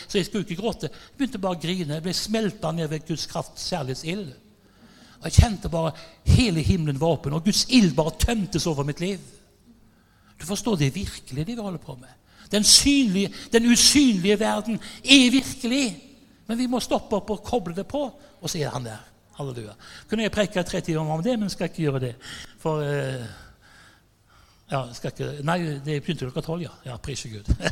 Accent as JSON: {"language": "Norwegian", "town": "Haugesund", "region": "Rogaland", "country": "Norway", "said": "Jeg er fra Haugesund"}